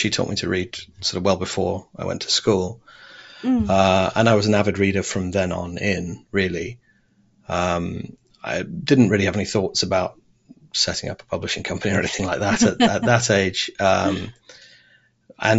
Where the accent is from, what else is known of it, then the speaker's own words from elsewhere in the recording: Devon, South West England, United Kingdom; moved away as an adult; also born or lived in Saudi Arabia / Oxford, England; When we moved back to England, we lived in Devon, which is quite a rural, idyllic part of the country. So I had most of my schooling there in Devon